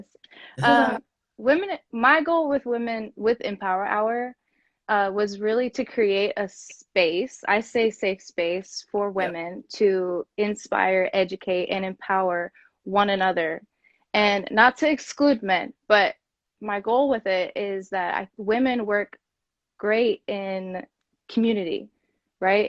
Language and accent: English; Kansas City, United States; moved away as an adult; also born or lived in San Diego; I'm from Kansas City